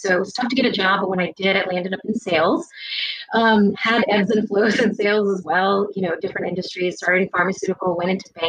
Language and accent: English; Atlanta, Georgia, United States; Born and raised in the States, actually, in the South. And, you know, I grew up in Atlanta, specifically in like the Johns Creek area. So a really prominent neighborhood